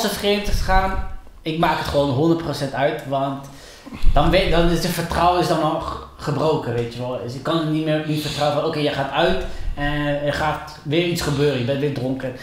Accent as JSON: {"language": "Dutch", "country": "Colombia", "moved": "yes", "said": "ik was toen in Colombia, ik kom uit Colombia."}